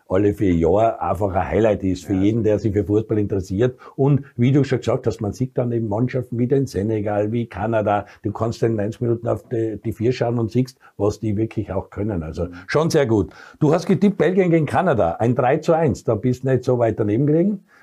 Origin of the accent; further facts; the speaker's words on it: Austria; die wir als Österreicher oft gesehen haben.